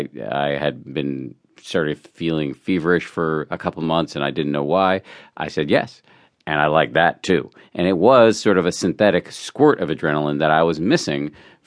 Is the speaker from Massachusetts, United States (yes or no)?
yes; Massachusetts, United States; Yeah, I was raised in the People's Republic of Massachusetts